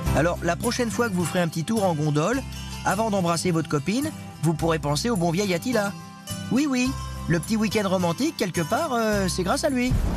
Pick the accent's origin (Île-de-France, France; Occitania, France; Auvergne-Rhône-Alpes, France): Île-de-France, France; Paris; Moi je suis parisien